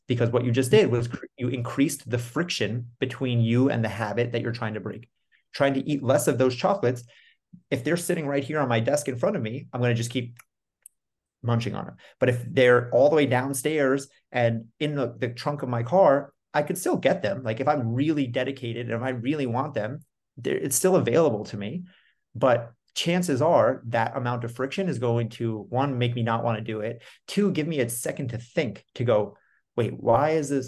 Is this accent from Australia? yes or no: no; New York, United States; I'm from New York. I'm recording this in Austin right now